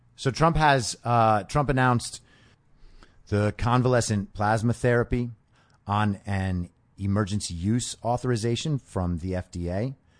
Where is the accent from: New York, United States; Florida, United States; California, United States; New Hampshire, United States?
New York, United States; I was growing up in New York